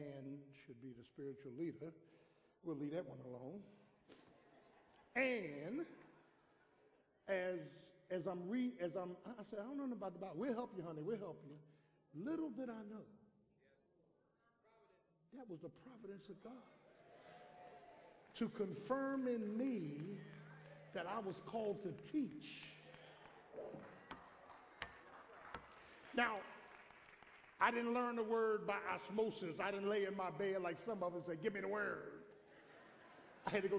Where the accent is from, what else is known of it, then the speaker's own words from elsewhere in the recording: Philadelphia, Pennsylvania, United States; I grew up in South Philadelphia the first 17 years, went into the military, next 7 years